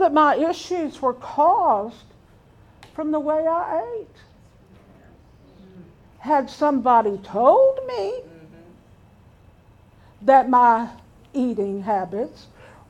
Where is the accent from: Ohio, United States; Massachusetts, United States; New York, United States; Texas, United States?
Texas, United States; Pearland; I was raised in Pearland for over 40 years